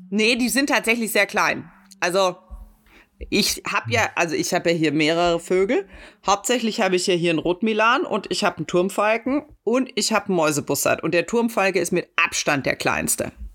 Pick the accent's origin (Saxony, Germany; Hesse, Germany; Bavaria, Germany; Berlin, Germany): Bavaria, Germany; Munich; Ich bin Münchner